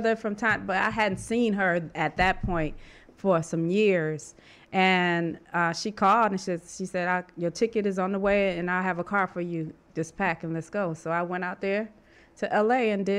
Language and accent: English; Rochester, New York, United States; moved away; I came from Rochester, New York.